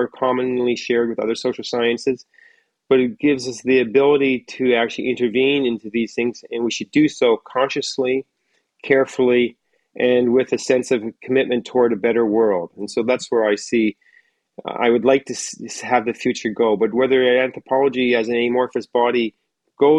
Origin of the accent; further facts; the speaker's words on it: North Coast, British Columbia, Canada; also born or lived in Marysville, Washington; I grew up in North Coast, British Columbia.